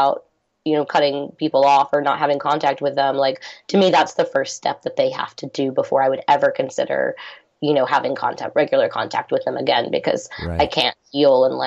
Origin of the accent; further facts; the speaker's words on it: Texas, United States; moved away; It's my hometown